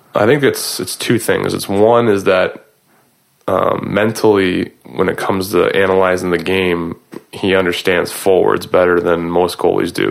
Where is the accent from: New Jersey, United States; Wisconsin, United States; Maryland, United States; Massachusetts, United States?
Massachusetts, United States; Boston; I grew up in Boston